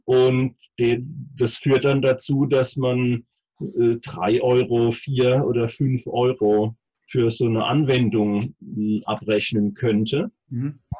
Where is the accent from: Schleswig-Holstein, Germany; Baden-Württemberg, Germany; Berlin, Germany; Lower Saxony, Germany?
Baden-Württemberg, Germany; Heidelberg; Ähm, allerdings bin ich eben gebürtiger Heidelberger und ähm, bin hier seit Anfang an ansässig und genieße es sehr.